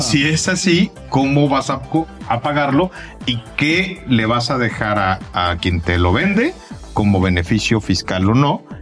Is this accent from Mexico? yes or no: yes; Mexico